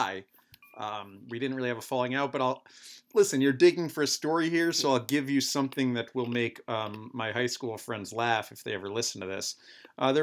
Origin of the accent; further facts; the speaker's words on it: New Rochelle, New York, United States; I grew up here in New Rochelle, New York, just about a half hour north of New York City.